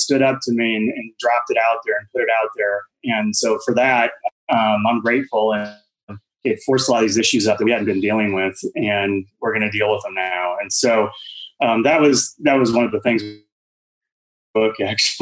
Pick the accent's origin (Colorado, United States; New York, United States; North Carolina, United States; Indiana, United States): Indiana, United States; Fort Wayne; moved away as an adult; also born or lived in Terre Haute, Indiana / Scottsdale, Arizona; growing up in Fort Wayne, Indiana, and then going to college at Indiana State and Terre Haute